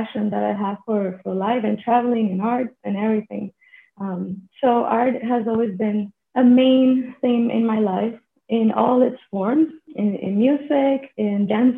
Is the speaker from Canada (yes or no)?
no; Puerto Rico; I am joining from Puerto Rico, which is a small island in the Caribbean. And I am from here, actually. I'm Puerto Rican.